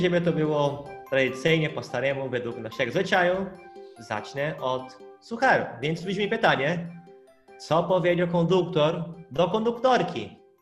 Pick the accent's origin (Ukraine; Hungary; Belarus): Hungary; Polish is a second language; now in Poland; u nas na Węgrzech